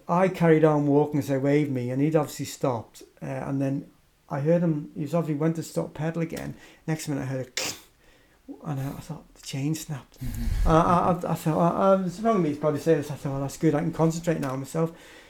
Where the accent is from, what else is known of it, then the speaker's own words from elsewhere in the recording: Isle of Man; where are you from? And I said, I'm from the Isle of Man.